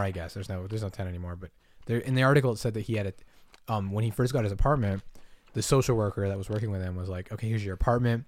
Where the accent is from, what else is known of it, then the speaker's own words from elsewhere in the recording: Massachusetts, United States; moved away; I grew up in Massachusetts